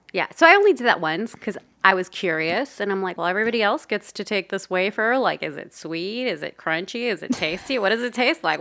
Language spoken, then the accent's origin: English; Los Angeles, California, United States; also born or lived in El Salvador; grew up in Los Angeles in a very traditional Latin household.